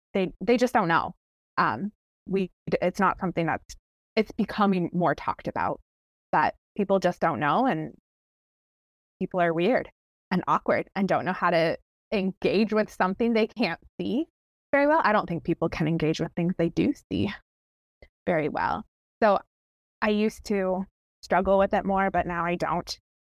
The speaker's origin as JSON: {"language": "English", "region": "Ontario", "country": "Canada", "tie": "born or raised there", "moved": "as an adult", "lives_now": "Washington State, United States", "said": "I'm Canadian"}